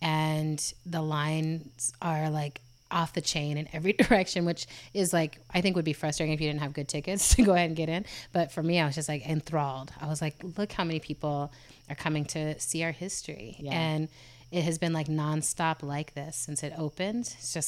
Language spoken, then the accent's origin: English; Germany; I grew up in Germany and Europe.